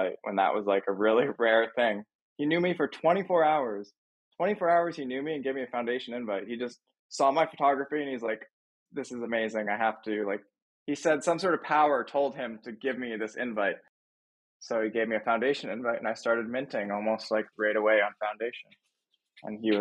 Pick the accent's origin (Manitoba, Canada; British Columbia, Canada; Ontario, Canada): Ontario, Canada; Thunder Bay; moved away as an adult; also born or lived in Los Angeles, California / Toronto; I grew up in Thunder Bay, like a small town in Ontario, Canada.